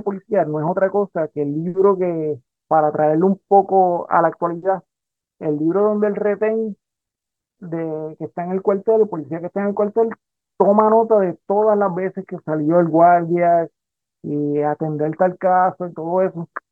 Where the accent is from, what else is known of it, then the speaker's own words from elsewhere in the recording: Rincón, Puerto Rico; also born or lived in Aguadilla, Puerto Rico; soy eh, natural de Rincón, pero Aguadilla es mi segundo pueblo. Yo pasé gran parte de mi vida ahí en, Aguadilla.